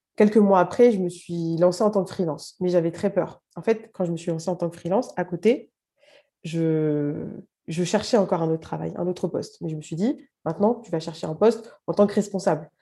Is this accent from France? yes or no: yes; Paris, Île-de-France, France; also born or lived in Algeria (parents' origin); Je suis juste à côté de Paris, mais j'ai grandi dans le 20e à Paris.